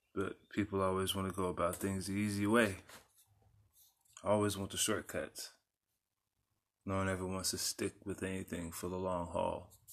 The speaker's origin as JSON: {"language": "English", "town": "San Antonio", "region": "Texas", "country": "United States", "tie": "born or raised there", "also_born_or_lived": "South Dallas", "said": "I grew up in San Antonio"}